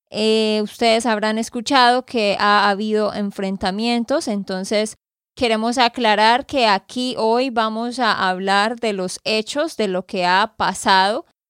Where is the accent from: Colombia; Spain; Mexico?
Colombia; Santander; de Santander, Colombia.